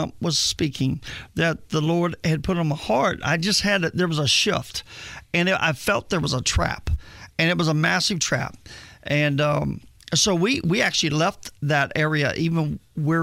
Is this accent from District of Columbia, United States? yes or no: no; Indianapolis, Indiana, United States; also born or lived in Texas; now in Tennessee, United States; I'm originally born and raised in Indianapolis, Indiana